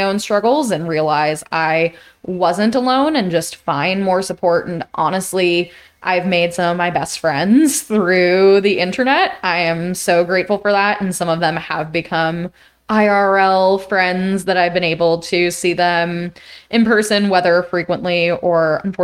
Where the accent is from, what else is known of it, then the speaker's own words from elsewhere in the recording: New York, United States; I grew up in New York